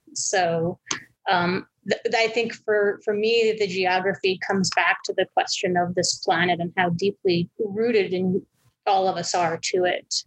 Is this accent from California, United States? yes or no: no; Albuquerque, New Mexico, United States; I'm originally from Albuquerque, where I live currently